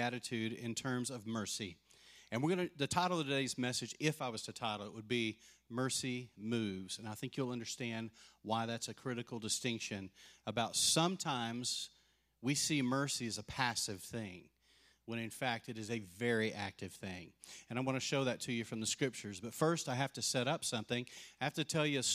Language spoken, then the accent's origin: English; Lubbock, Texas, United States; also born or lived in Post, Texas; I grew up in Lubbock, but my dad had this dream of living in the country, so moved us out in the middle of nowhere up on top of the Cap Rock.